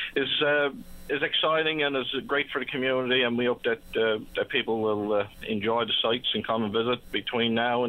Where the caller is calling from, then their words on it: Port de Grave, Newfoundland and Labrador, Canada; I'm just calling from Portygrave today